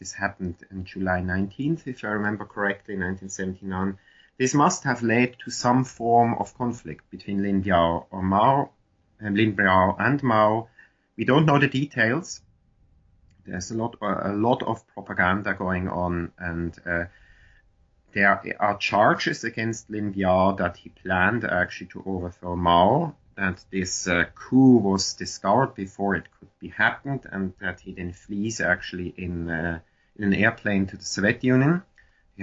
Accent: Switzerland; I grew up in Switzerland in the Cold War with a German mother and an American father

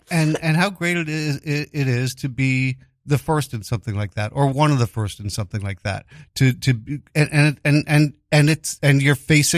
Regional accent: New York City, New York, United States; I grew up in Greenwich Village, very liberal, and you know, Stonewall was literally just, was walking distance from my home, the Stonewall Bar. But at the same time, my neighborhood, my block, being Italians.

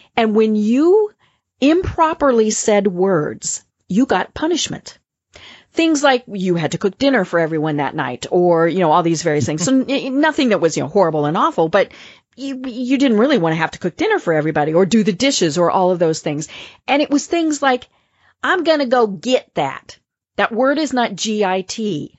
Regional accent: Colorado, United States; accent: Midwestern; now in Atlanta, United States; I'm from Colorado, so I have kind of that Midwestern, I, I hope it's not a twang voice

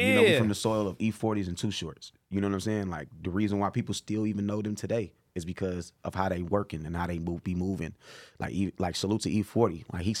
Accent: Oakland, California, United States; I sing. I'm from Oakland, bro.

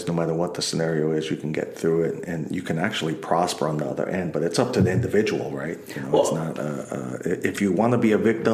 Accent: New York City, New York, United States; we grew up in Queens, New York, and you know, living in the projects and stuff

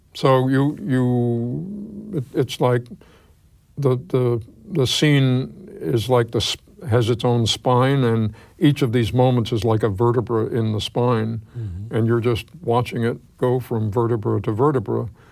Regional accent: New York City, New York, United States; I grew up in New York

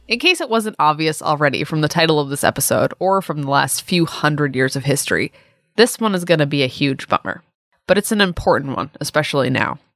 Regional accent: Plymouth, Massachusetts, United States; Plymouth, Massachusetts is my hometown

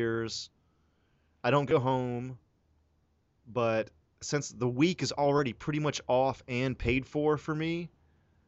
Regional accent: the South, United States; now in Los Angeles, United States; I'm from the South

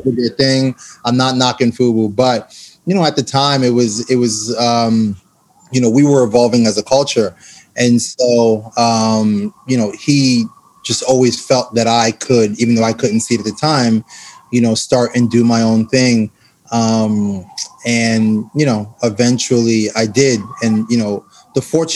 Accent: New York City, New York, United States; I grew up in Brooklyn

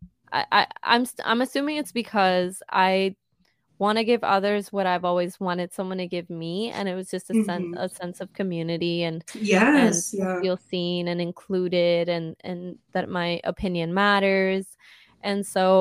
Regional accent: Caguas, Puerto Rico; I am a 23-year-old Sag from Caguas, Puerto Rico

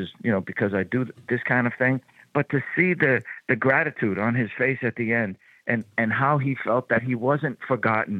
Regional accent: Boston, Massachusetts, United States; So Southie is the neighborhood in which I grew up in Boston

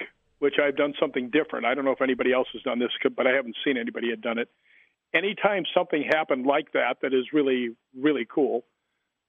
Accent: Chicago, Illinois, United States; because I grew up in Chicago

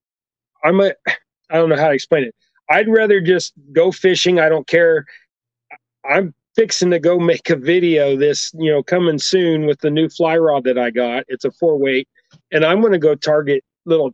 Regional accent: Kansas, United States; The middle of Kansas, bottom end

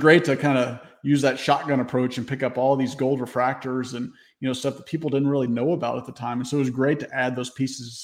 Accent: Memphis, Tennessee, United States; when I was growing up in the Memphis area

